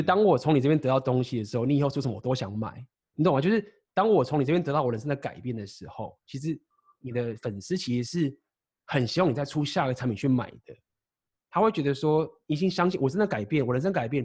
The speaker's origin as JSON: {"language": "Chinese", "country": "Taiwan", "tie": "born or raised there", "also_born_or_lived": "Shanghai", "moved": "as an adult", "said": "台湾是一个我的老家"}